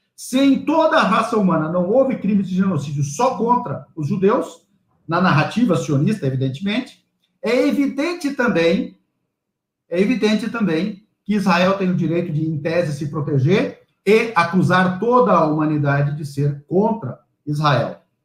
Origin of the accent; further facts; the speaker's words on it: Toledo, Paraná, Brazil; na velha e boa Toledo, onde eu nasci